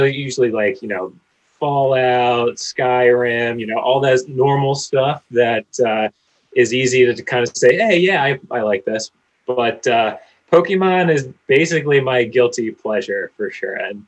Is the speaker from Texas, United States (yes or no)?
no; Pennsylvania, United States; Growing up in Pennsylvania together